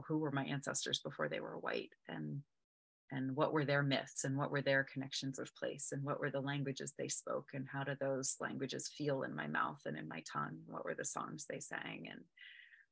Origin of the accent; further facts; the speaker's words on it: United States; I'm American. I was born and raised here